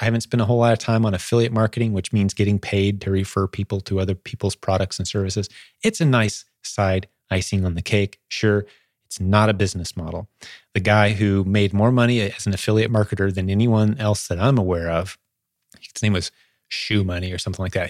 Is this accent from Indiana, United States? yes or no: yes; Indianapolis, Indiana, United States; in Indianapolis, fly to my hometown